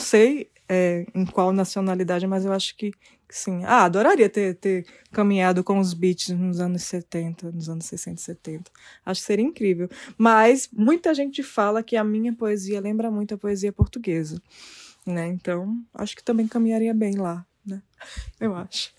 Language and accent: Portuguese; Brazil; Nasci aqui no Brasil